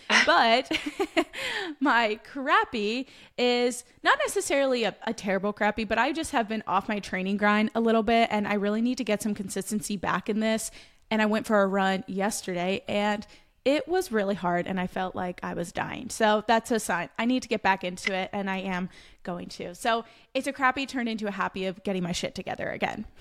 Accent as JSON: {"language": "English", "region": "Pennsylvania", "country": "United States", "said": "I'm from Pennsylvania"}